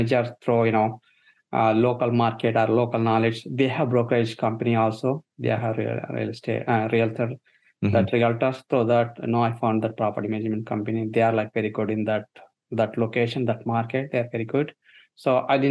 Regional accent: India; moved away as an adult; now in United States; So I'm born and brought up in India, and I studied in India and worked a couple of years there in IT field and came to US around 2007.

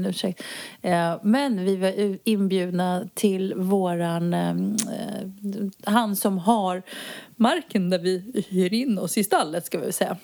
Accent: Sweden; moved away as an adult; now in Spain; jag är ju utflyttad från Sverige sedan många år tillbaka

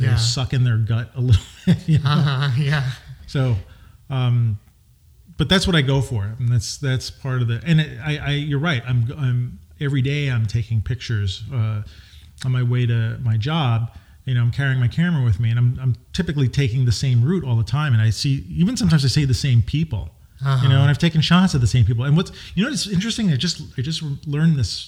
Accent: New York, United States; I grew up in New York

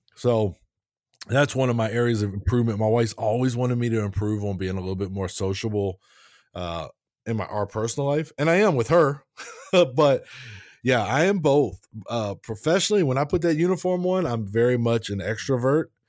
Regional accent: Maryland, United States; I'm a Maryland guy, so we're going hometown, right? I'm from Maryland

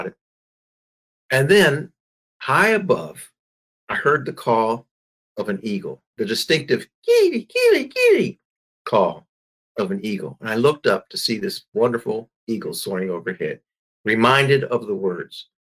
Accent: Maryland, United States; my home state of Maryland

